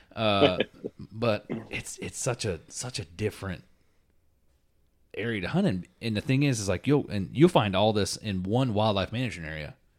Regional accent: Florida, United States; I'm from Florida

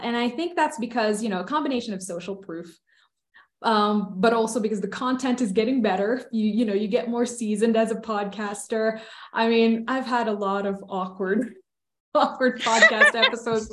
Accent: Philippines; moved away as an adult; now in United States; I grew up in the Philippines. I was born and raised there. I only moved to the States two years ago

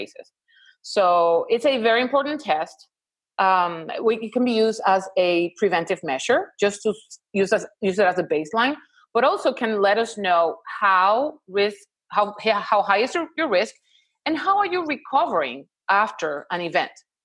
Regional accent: Puerto Rico; moved away as an adult; now in Houston, United States; I'm located in Houston, Texas, but I'm originally from Puerto Rico

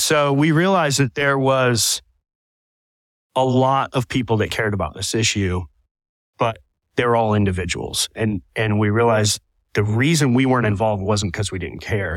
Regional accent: Southwest Florida, United States; born and raised in Southwest Florida and, and growing up, my whole life revolved around the water

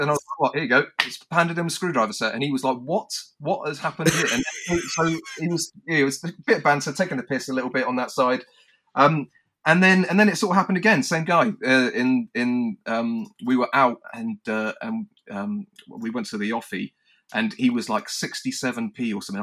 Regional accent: United Kingdom; us maybe as British in the sense of our sense of humour

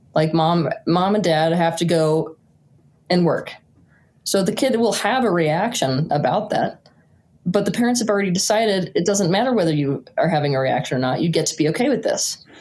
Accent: rural Utah, United States; also born or lived in Santa Fe, New Mexico; I was born in Santa Fe, New Mexico, but my parents moved me quite young to the rural wilderness of Utah

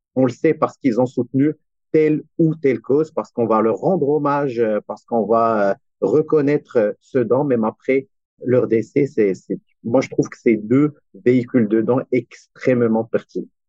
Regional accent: Morocco; now in Montreal, Canada; je soutiens aussi des initiatives basées au Maroc, mon pays d'origine aussi

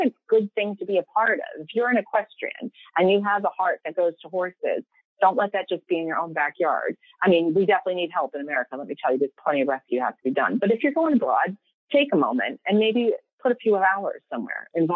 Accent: United States; moved away as an adult; now in England, United Kingdom; as an American

